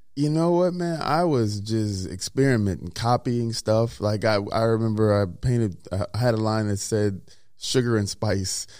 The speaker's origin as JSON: {"language": "English", "region": "Mississippi", "country": "United States", "tie": "born or raised there", "also_born_or_lived": "Minnesota", "moved": "yes", "said": "I'm a kid from Mississippi"}